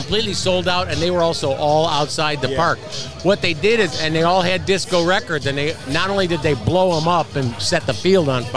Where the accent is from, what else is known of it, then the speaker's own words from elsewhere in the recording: Chicago, Illinois, United States; I grew up just outside Chicago, but we went to school on the west side of Chicago